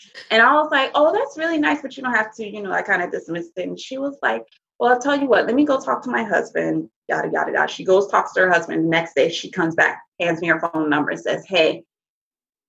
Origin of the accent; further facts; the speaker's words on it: the South, United States; we are from the South.